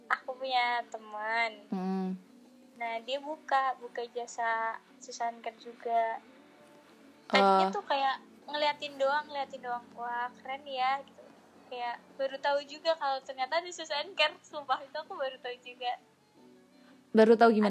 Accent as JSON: {"language": "Indonesian", "town": "Kroya", "region": "Central Java", "country": "Indonesia", "tie": "born or raised there", "said": "soalnya di daerah aku tuh di rumah aslinya tuh di Kroya"}